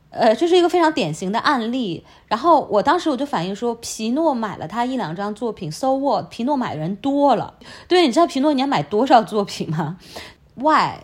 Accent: China; moved away as an adult; now in London, United Kingdom; 我们中国人只能接触到，呃，西方给予我们的信息

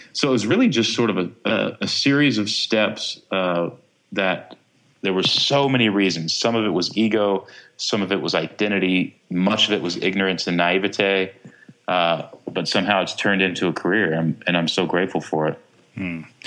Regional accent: Texas, United States; growing up in Texas

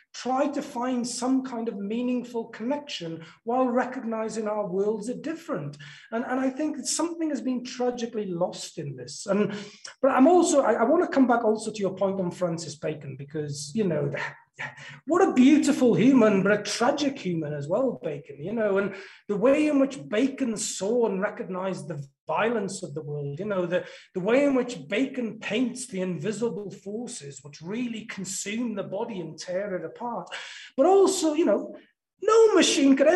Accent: South Wales Valleys, United Kingdom; life growing up in the South Wales Valleys

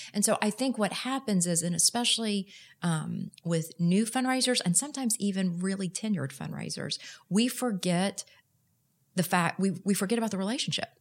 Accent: Houston, Texas, United States; moved away as an adult; also born or lived in Austin; now in Dallas, United States; I am proud to say I'm a native Texan, but I grew up in Houston

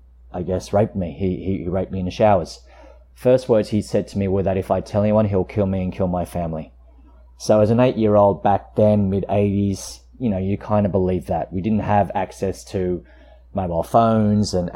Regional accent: Queanbeyan, New South Wales, Australia; also born or lived in Canberra; I grew up in Queanbeyan, which is just a small town outside of Canberra

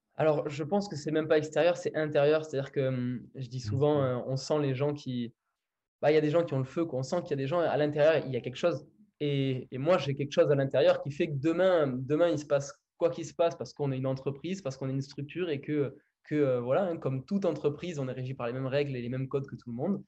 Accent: Villeneuve-sur-Lot, Nouvelle-Aquitaine, France; je suis né, à Villeneuve-sur-Lot. C'est, là où j'ai grandi

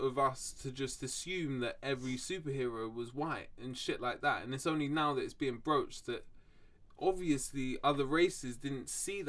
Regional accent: London, United Kingdom; I think I'm just blessed from where I'm from, London. I was fucking fortunate that I grew up in London.

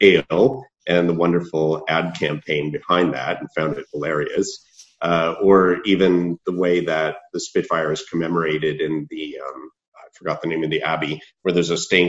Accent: United States; as an American coming into this project

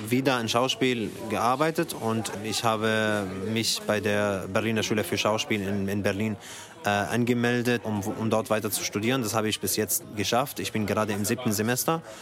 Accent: Syria; now in Germany; ich komme aus Syrien. Ich bin hier seit 2014.

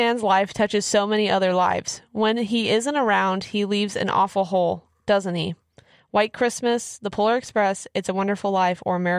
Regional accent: Kansas, United States; I'm from Kansas, so we get snow all the time.

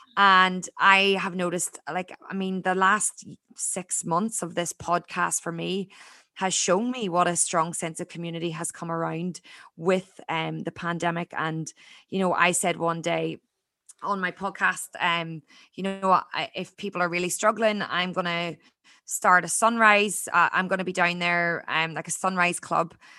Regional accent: Ireland; born or raised there; moved away as an adult; now in Australia

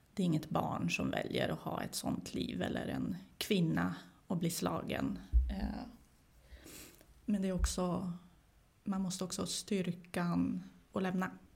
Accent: Sweden; also born or lived in former Yugoslavia; jag är ju inte svensk, eh, men jag har ju vuxit upp här

